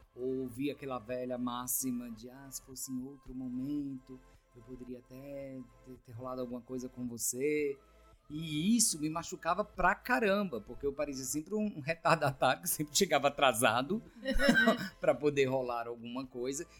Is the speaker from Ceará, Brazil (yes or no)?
yes; Ceará, Brazil; now in São Paulo, Brazil; eu vim do Ceará, tô há 16 anos em São Paulo